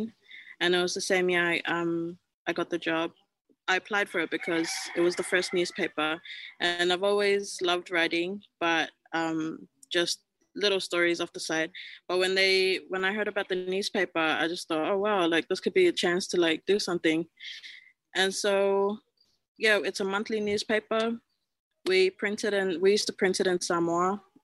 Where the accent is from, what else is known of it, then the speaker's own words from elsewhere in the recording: Tokelau; I said I was from Tokelau and they were just like, where's that? I was just like, just this little island off the Pacific.